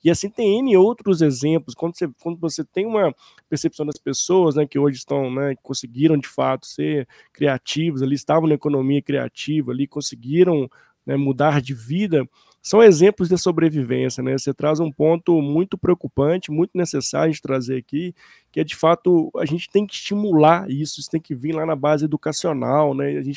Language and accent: Portuguese; Brazil; como nós brasileiros, né, fomentarmos isso, trazermos isso à tona